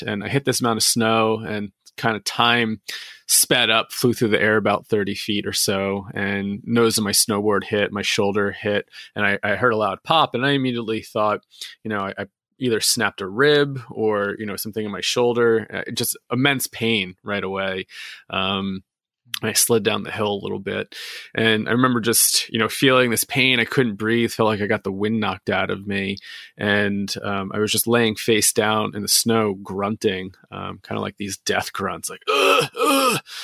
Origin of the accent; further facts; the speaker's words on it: New Jersey, United States; I grew up in New Jersey